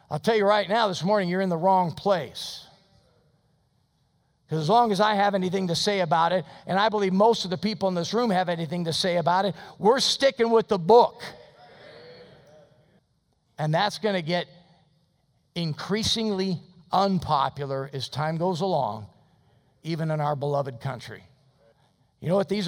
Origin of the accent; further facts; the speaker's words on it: United States; I'm an American Christian.